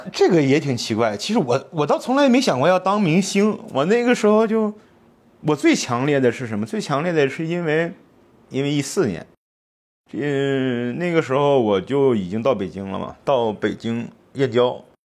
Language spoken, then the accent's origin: Chinese; Heilongjiang, China; moved away as an adult; also born or lived in Changchun / Shanghai / Suifenhe / Harbin; 我是东北人，我是生在黑龙江的。然后呢，长春上海，然后绥芬河，在口岸待着